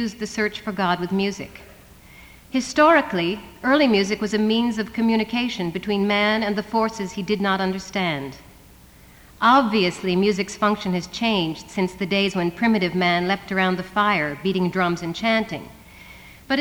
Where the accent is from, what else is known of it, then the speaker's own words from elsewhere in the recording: the East, East Coast, United States; I come from the East where we have real winter.